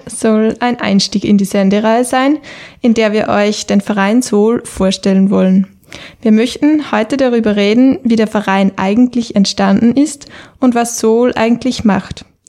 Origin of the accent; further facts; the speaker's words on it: Upper Austria, Austria; moved away as an adult; now in Vienna, Austria; ursprünglich aus Oberösterreich und für das Studium Umwelt- und Bioresourcenmanagement an der BOKU nach Wien gekommen